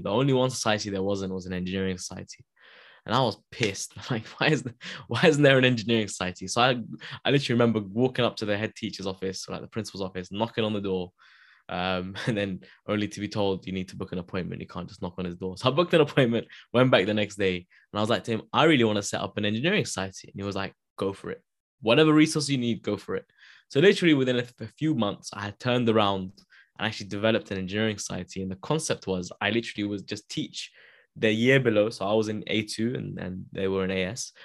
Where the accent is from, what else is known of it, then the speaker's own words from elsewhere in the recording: London, United Kingdom; also born or lived in Wembley; I grew up in Wilsden. So I grew up in Wilsden.